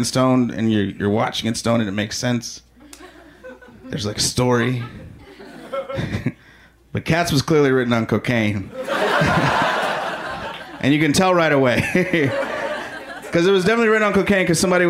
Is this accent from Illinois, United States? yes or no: yes; Chicago, Illinois, United States; I am from Chicago